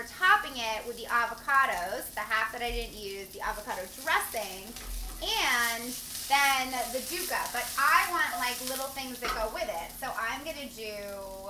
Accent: New Jersey, United States; I'm from New Jersey

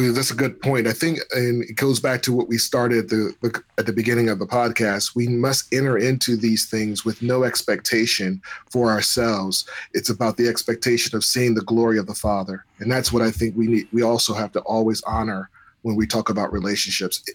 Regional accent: United States; we're American

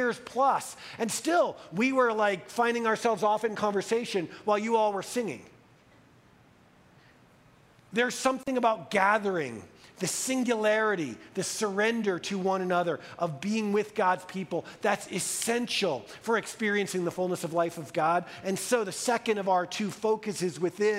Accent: United States; as an American white male

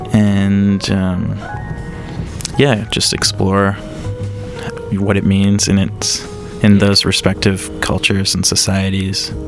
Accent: Alberta, Canada; we're from Alberta

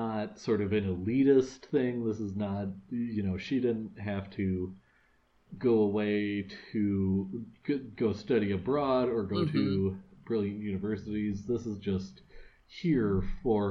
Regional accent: Wisconsin, United States; my home state of Wisconsin

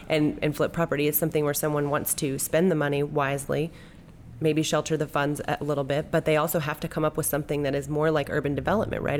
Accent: Southern California, United States; now in Little Rock, United States; I'm from Southern California, and when I moved here to Arkansas

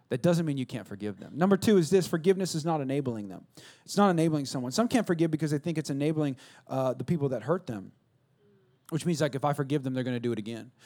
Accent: West Coast, United States; when I was growing up in the West Coast of the Best Coast

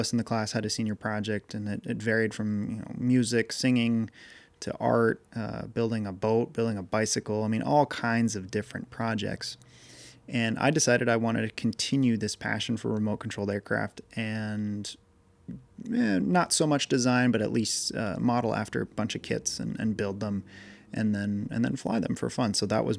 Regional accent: Massachusetts, United States; it turns out that in my town where I grew up in Massachusetts, there was a guy I used to work for that did these tag sales

